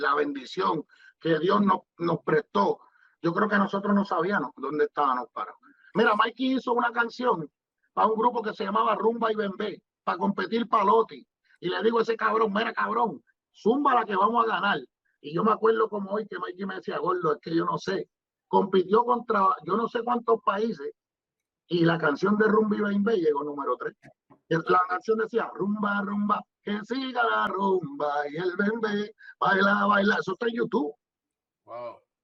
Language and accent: Spanish; Guaynabo, Puerto Rico; yo soy de Amelia